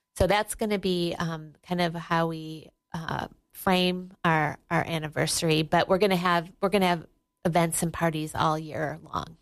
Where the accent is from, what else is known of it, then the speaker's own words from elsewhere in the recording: Wisconsin, United States; now in Sheridan, United States; I grew up in Wisconsin